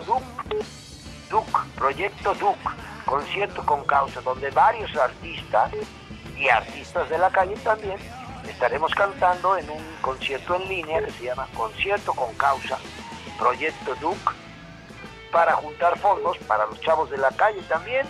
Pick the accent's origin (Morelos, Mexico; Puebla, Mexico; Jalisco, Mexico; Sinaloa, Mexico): Puebla, Mexico; Los poblanos estamos conquistando el mundo